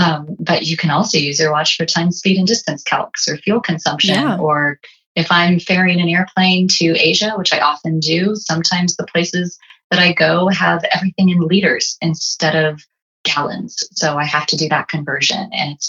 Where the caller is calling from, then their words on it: Las Vegas, Nevada, United States; here I am calling in from Las Vegas